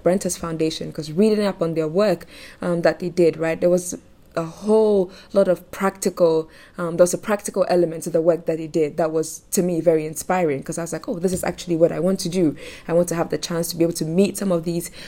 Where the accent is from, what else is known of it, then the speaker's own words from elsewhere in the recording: Accra, Greater Accra, Ghana; I am from Ghana, Accra, Ghana, actually